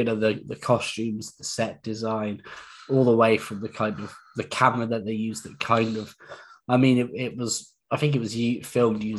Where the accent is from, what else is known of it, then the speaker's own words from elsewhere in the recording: England, United Kingdom; we're English